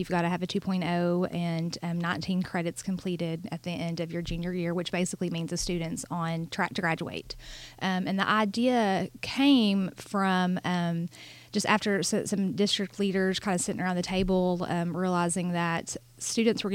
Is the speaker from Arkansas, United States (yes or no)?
yes; Bryant, Arkansas, United States; I'm actually an alum of Bryant.